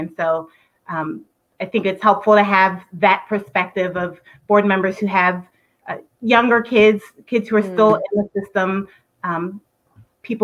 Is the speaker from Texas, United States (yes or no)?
no; Virginia Beach, Virginia, United States; I am almost a lifelong Virginia Beach resident. I grew up in Virginia Beach.